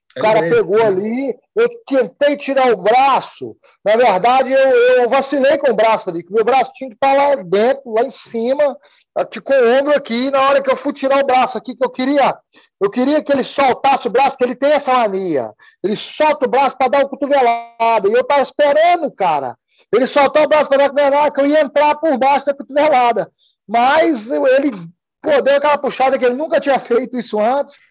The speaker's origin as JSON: {"language": "Portuguese", "area": "Sobrália", "region": "Minas Gerais", "country": "Brazil", "tie": "born or raised there", "moved": "as an adult", "lives_now": "United States", "said": "eu saí de Sobralho, eu comecei a treinar aqui. Saí de Sobralho, eu nunca tinha saído de uma cidade, nunca tinha saído de Minas Gerais"}